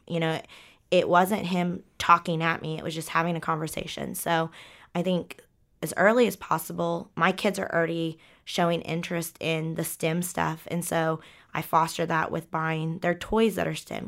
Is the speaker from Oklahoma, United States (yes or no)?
yes; Ponca City, Oklahoma, United States; moved away; I came from Ponca City, Oklahoma, where there's not a lot of structure